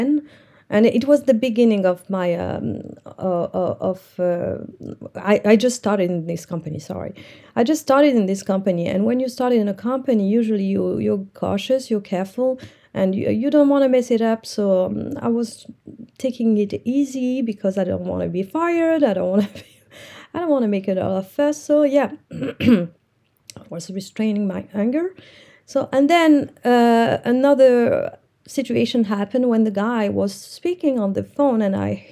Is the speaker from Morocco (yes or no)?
yes; Morocco; English is a second language; I'm from Morocco